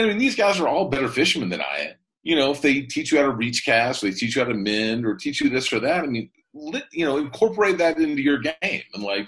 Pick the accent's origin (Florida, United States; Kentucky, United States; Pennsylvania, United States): Kentucky, United States; I'm from Kentucky.